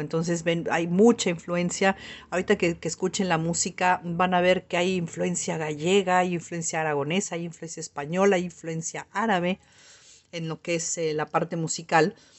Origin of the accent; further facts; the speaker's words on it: Yucatán, Mexico; estoy hablando como yucateca